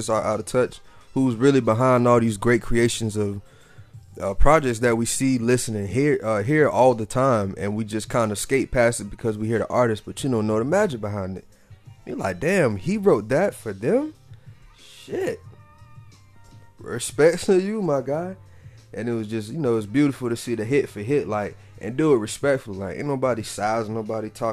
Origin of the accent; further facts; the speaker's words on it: the South, United States; I'm from the South